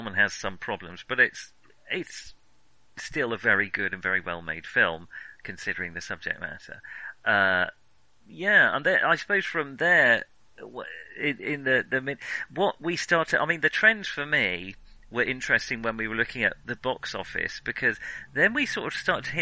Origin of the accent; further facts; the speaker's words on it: United Kingdom; as British teens